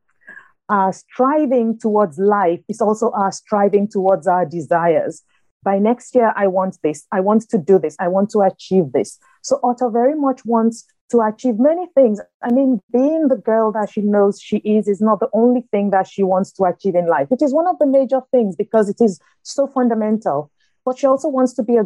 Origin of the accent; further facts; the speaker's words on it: Nigeria; moved away as an adult; also born or lived in north of England; now in United States; growing up in Nigeria